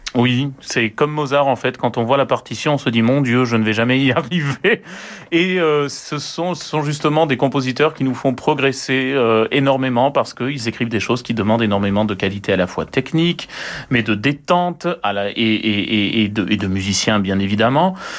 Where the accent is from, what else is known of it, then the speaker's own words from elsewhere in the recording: France; Nous sommes que des Français